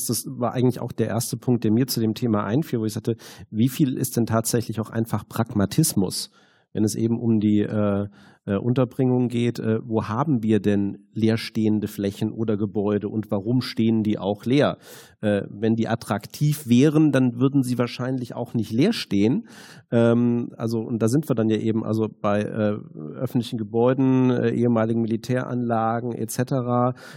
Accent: Düsseldorf, North Rhine-Westphalia, Germany; gut, ich komme jetzt aus Düsseldorf

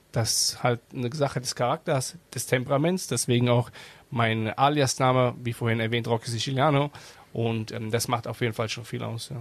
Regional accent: Germany; klar bin ich hier aufgewachsen in Deutschland

